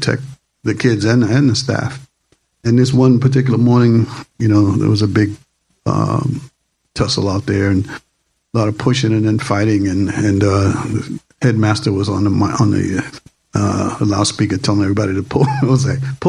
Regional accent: Boston, Massachusetts, United States; I'm from Boston

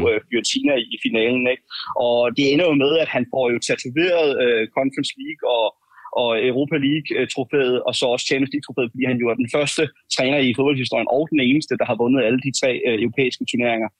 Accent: Denmark; jeg er fra Danmark

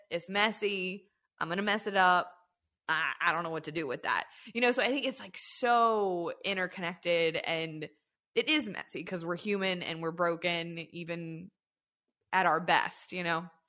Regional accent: southern Louisiana, United States; I grew up in the South, I'm from, like, the tip of the boot of Louisiana, never lived anywhere else.

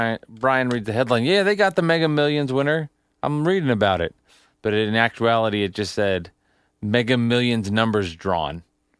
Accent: Tenafly, New Jersey, United States; also born or lived in New York City; grew up in Tenafly.

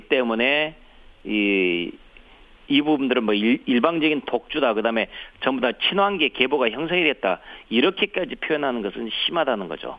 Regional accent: Honam, South Korea; 호남 출신이랄지

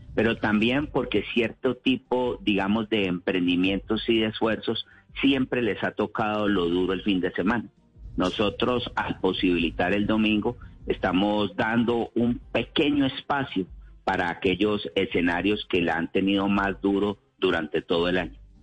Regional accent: Colombia; como colombiano

